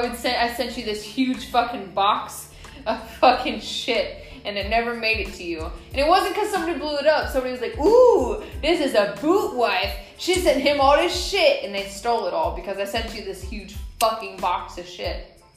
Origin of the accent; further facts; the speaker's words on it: Atlanta, Georgia, United States; I'm from Atlanta. I am.